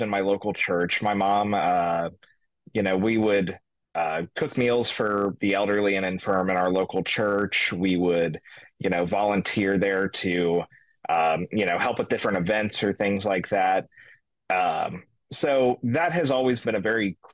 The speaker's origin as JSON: {"language": "English", "region": "Kentucky", "country": "United States", "tie": "born or raised there", "moved": "as an adult", "lives_now": "Aurora, United States", "said": "I was born in Kentucky, raised by a single mother"}